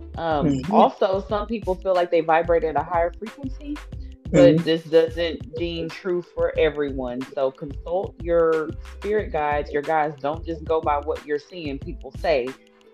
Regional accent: Texas, United States; I grew up in Texas.

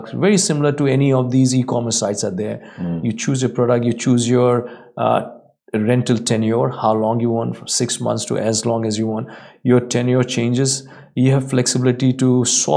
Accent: India; now in Dubai, United Arab Emirates; I come from India

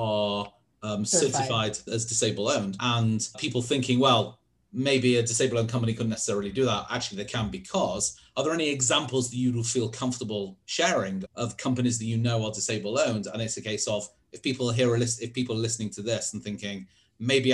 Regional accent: England, United Kingdom; being English

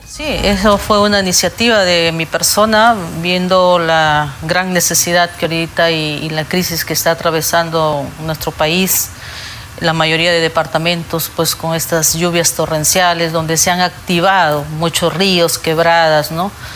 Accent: Peru; como peruana

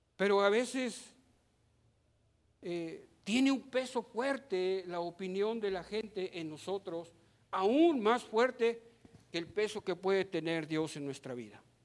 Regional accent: Mexico; Somos ciudadanos mexicanos

